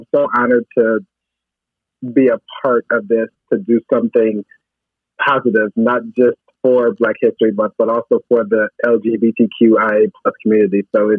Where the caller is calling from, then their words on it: Chicago, Illinois, United States; I am in my kitchen, got some chili in the crock pot, and I am calling from South Loop.